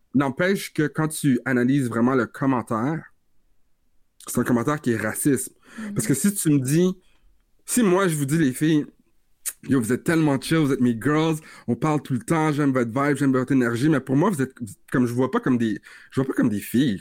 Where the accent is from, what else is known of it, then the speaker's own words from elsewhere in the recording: Vanier, Ontario, Canada; j'ai grandi à Vanier, je suis un, un, gars de Vanier